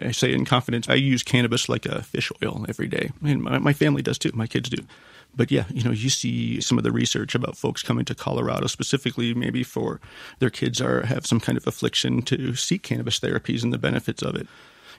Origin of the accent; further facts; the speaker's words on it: Canada; moved away; I'm a Canadian.